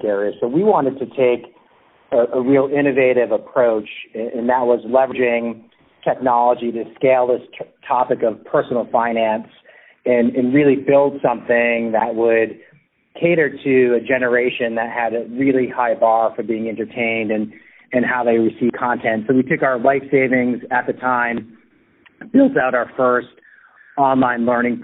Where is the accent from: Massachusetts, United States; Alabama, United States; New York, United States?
Massachusetts, United States; Spencer; my hometown where I grew up outside of Worcester, Massachusetts.